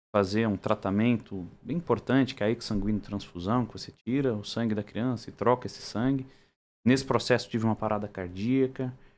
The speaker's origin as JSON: {"language": "Portuguese", "region": "Rio Grande do Sul", "country": "Brazil", "moved": "yes", "lives_now": "São Paulo, Brazil", "said": "sou gaúcho, mas sou, já, já me paulistanei"}